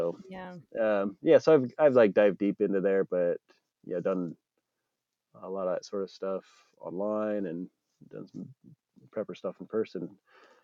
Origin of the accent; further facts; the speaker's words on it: Idaho, United States; Growing up in Idaho, a lot of the stuff like shooting is part of the culture